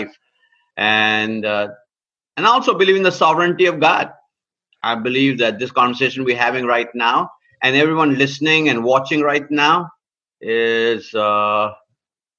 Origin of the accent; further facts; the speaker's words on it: India; now in United States; I came to the United States of America in 1973, born and raised in India.